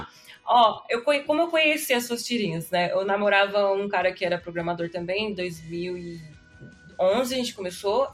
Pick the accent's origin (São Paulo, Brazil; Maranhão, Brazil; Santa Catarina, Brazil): São Paulo, Brazil; Osasco; eu sou de Osasco